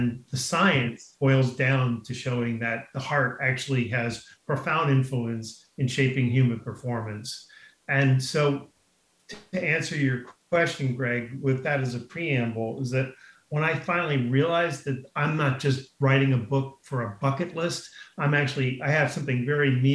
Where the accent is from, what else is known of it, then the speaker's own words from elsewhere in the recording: Garden City, New York, United States; moved away as an adult; now in La Jolla, United States; I grew up in Garden City, Long Island